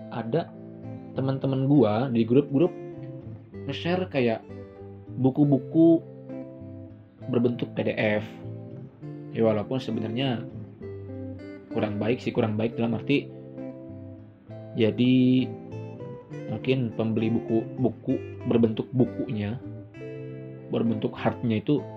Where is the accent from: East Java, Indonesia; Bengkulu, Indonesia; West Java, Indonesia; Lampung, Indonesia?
West Java, Indonesia; kayak gue orang Sunda dan cewek gue orang Padang